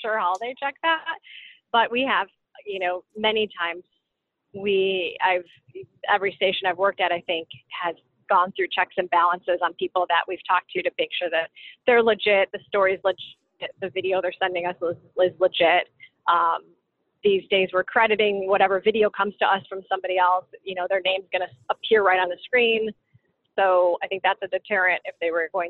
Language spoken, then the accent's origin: English; Chicago, Illinois, United States; I grew up in Chicago